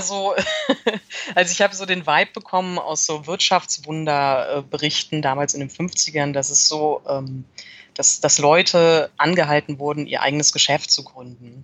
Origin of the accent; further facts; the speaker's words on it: Cologne, North Rhine-Westphalia, Germany; ich bin in Köln geboren und mein Vater ist auch schon seit den 70ern in Köln